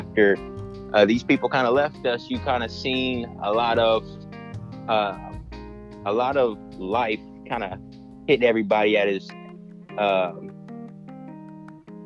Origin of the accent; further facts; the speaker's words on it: Columbus, Ohio, United States; moved away as an adult; now in Alabama, United States; So I am originally from Columbus, Ohio, born and raised, moved down to Alabama for school